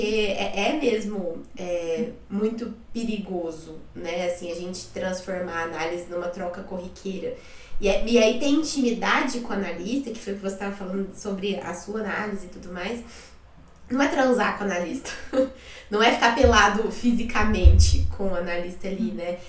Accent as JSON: {"language": "Portuguese", "town": "Uberaba", "region": "Minas Gerais", "country": "Brazil", "said": "eu sou de Uberaba, não sei se eu te falei isso, de Uberaba, de Minas"}